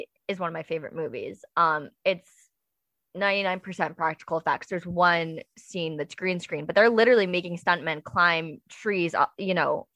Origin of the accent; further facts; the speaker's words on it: the Northeast, upstate New York, United States; I'm from the Northeast